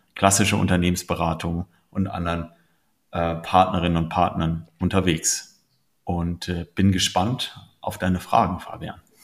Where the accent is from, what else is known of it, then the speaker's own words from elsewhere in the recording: Bremen, Germany; moved away; also born or lived in Munich / United States; Ich bin gebürtig aus Bremen, war viele Jahre äh, in München lebend äh, und in den USA